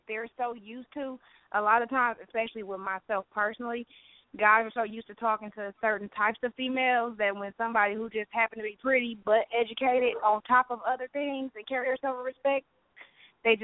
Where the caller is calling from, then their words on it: Milwaukee, Wisconsin, United States; calling from Milwaukee.